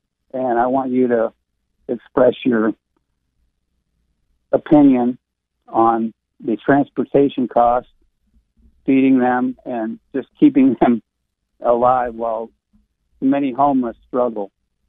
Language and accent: English; Texas, United States; I'm from Texas